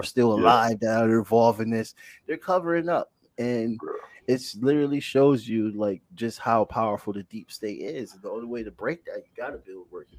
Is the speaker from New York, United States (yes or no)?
no; Bridgeport, Connecticut, United States; I grew up in Bridgeport, Connecticut on the east side